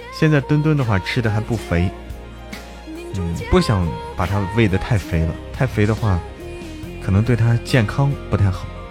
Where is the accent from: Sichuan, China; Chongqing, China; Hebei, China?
Hebei, China; 我们老家，因为我在河北嘛